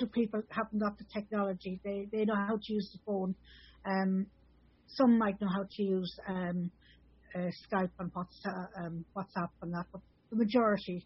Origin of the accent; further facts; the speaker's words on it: Ireland; also born or lived in Athlone; being Irish